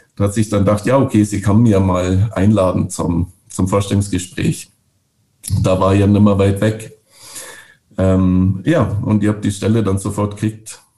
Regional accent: Bavaria, Germany; moved away as an adult; also born or lived in Northern Norway; now in Norway; ich bin ja aus Bayern

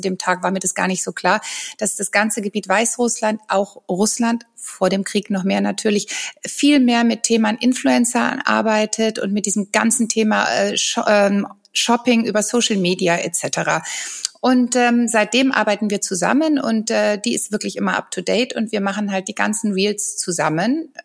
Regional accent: Rhineland, Germany; ich bin ja aus dem Rheinland

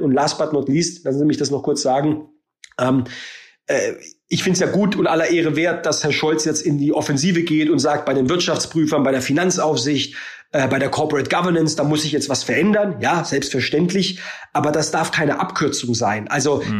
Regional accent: Baden-Württemberg, Germany; ich komme aus Baden-Württemberg

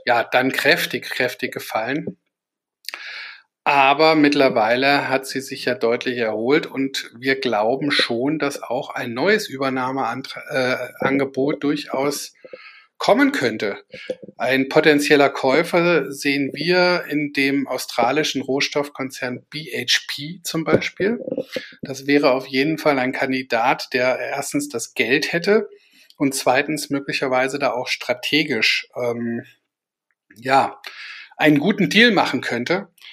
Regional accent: Kassel, Hesse, Germany; aus Kassel, meiner Heimatstadt

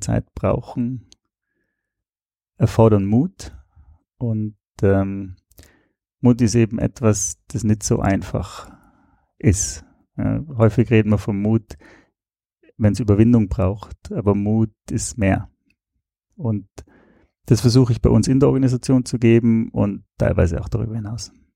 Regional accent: Austria; moved away as an adult; also born or lived in Switzerland; Ich komme ursprünglich aus Österreich, habe in der Schweiz studiert

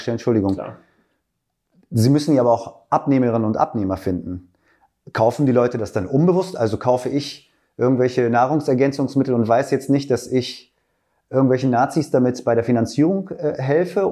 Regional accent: Braunschweig, Lower Saxony, Germany; ich komme aus Braunschweig

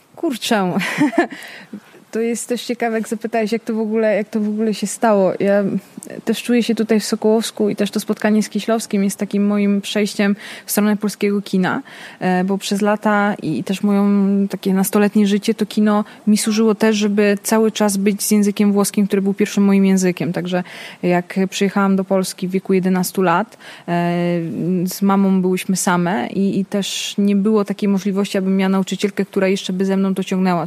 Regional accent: Naples, Campania, Italy; now in Poland; te lata 90., kiedy ja się wychowywałam we Włoszech

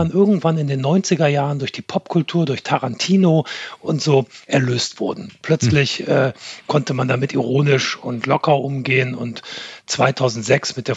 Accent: Germany; accent: German; mir meinen deutschen Akzent abzutrainieren damals, als ich ah. studiert habe und wirklich ja. einfach amerikanisches Englisch zu sprechen.

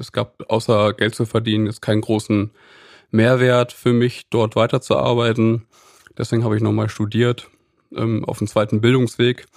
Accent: Lüneburg, Lower Saxony, Germany; moved away as an adult; now in Cologne, Germany; ich bin gebürtiger Lüneburger. Ich wohne seit zwölf Jahren mittlerweile in Köln

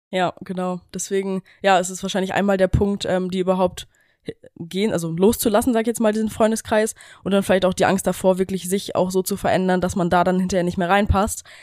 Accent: Germany; wir kommen ja ähm, aus Deutschland da aus der Ecke quasi, direkt an der Grenze von Holland

